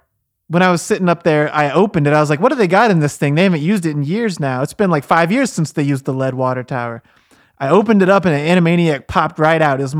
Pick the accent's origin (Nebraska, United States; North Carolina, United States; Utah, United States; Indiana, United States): Indiana, United States; Terre Haute; Well, I'm Terre Haute born and raised, you know.